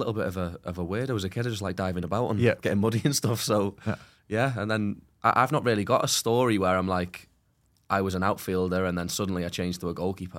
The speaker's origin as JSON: {"language": "English", "region": "Wales", "country": "United Kingdom", "said": "But I'm actually from North Wales."}